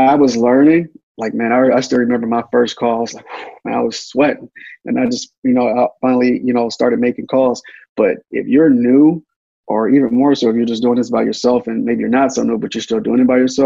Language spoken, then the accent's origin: English; Detroit, Michigan, United States; I'm from Detroit, Michigan, and I was raised on